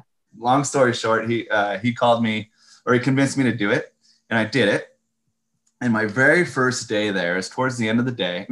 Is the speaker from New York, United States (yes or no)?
no; Northern California, United States; moved away; also born or lived in Sacramento, California; I'm originally from Northern California